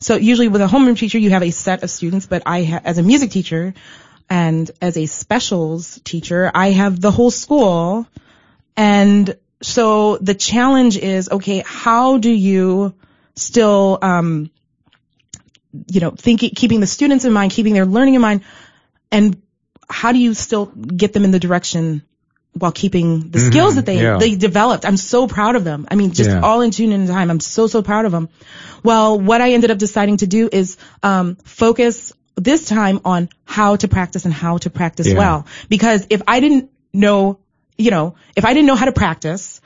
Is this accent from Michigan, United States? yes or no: yes; Detroit, Michigan, United States; I can feel at home in any of the services because of growing up in Detroit